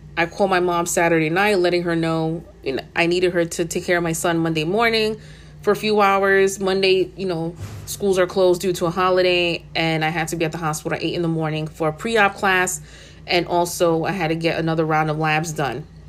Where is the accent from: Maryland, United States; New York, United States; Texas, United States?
New York, United States; New York City; Born and raised in the Bronx